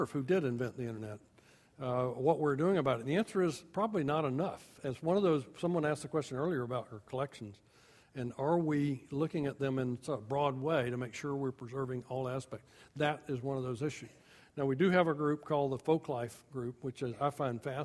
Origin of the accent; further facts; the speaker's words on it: Georgia, United States; moved away; I grew up in the Deep South.